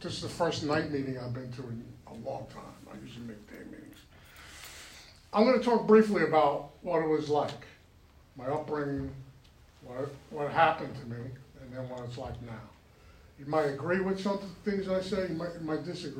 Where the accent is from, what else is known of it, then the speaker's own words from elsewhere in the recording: New York, United States; moved away; I was born and raised in New York